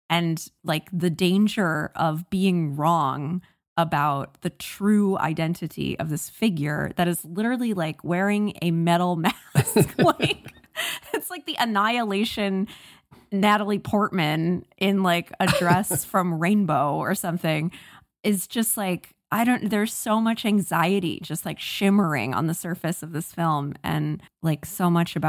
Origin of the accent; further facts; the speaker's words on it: Virginia, United States; I grew up in Northern Virginia, and I've been around similar kind of beach culture